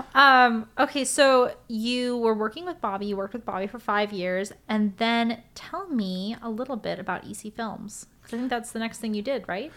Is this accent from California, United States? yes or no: yes; Los Angeles, California, United States; I grew up here in L